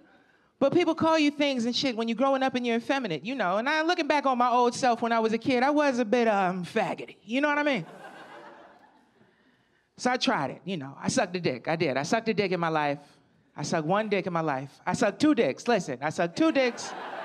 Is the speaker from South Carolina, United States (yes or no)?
no; Camden, New Jersey, United States; also born or lived in Philadelphia, Pennsylvania; I'm from Camden, New Jersey. It's like right over the bridge is Philadelphia.